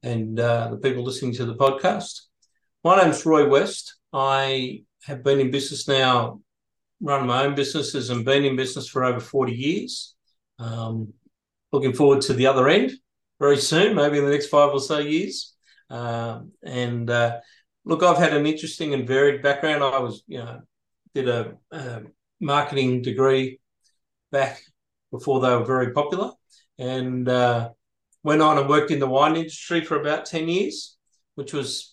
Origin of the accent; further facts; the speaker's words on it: Sydney, New South Wales, Australia; moved away as an adult; now in Airlie Beach, Australia; I was moving from Sydney, where I grew up to Ellie Beach.